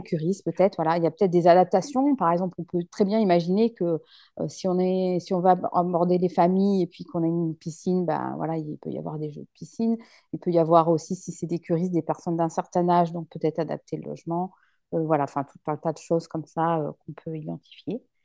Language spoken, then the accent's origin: French; La Rochelle, Nouvelle-Aquitaine, France; moved away; je suis originaire de La Rochelle, donc c'est pour ça que j'ai voulu revenir ici